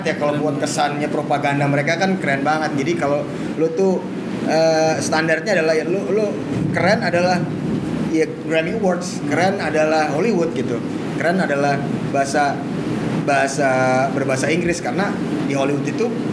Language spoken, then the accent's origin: Indonesian; Jakarta, Indonesia; gue kan secara gue kecil di daerah selatan. Jadi gue lahir di daerah Blok S Senopati dan Jaksel banget gitu ya istilahnya